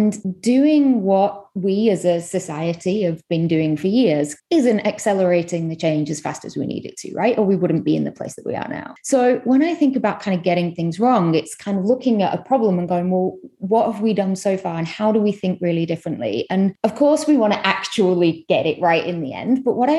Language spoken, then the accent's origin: English; Manchester, North West England, United Kingdom; accent: UK; moved away as an adult; also born or lived in London / Delhi; now in New York, United States; I am originally from Manchester in the UK, via London, 8 years in Delhi, and the last 2 and a bit years in New York. So my accent might be wavering a little bit at this point.